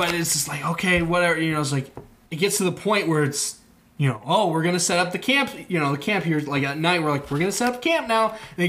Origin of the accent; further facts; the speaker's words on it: Okoboji, Iowa, United States; I'm from Okoboji.